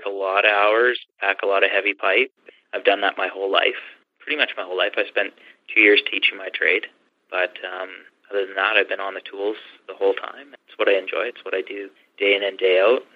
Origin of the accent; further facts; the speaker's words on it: Canada; I'm from Canada.